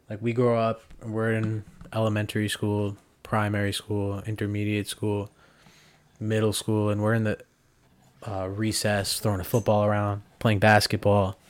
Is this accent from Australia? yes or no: no; United States; being an American